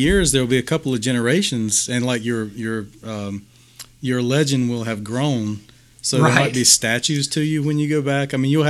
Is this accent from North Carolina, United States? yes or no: yes; near Raleigh, North Carolina, United States; who are from almost my hometown, Raleigh, North Carolina.